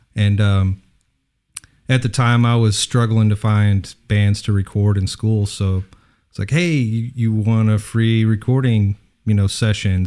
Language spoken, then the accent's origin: English; Odessa, Texas, United States; moved away; Originally Odessa